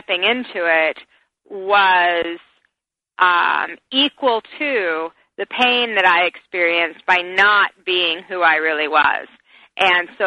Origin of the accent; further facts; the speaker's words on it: Salt Lake City, Utah, United States; growing up in Salt Lake City, Utah, I didn't have a support system.